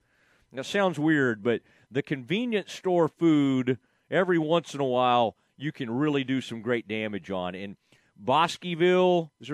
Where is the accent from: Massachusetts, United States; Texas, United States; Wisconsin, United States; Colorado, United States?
Texas, United States; Kaufman; in my hometown in Kauffman.